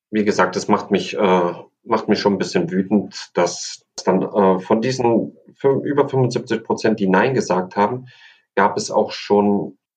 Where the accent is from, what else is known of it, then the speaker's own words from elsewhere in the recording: Thuringia, Germany; born there; Ich bin in Thüringen geboren und ich mag einfach die Original Thüringer Rostbratwurst.